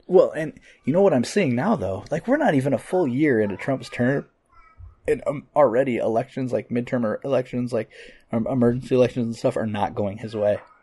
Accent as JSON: {"language": "English", "country": "United States", "said": "I'm an American"}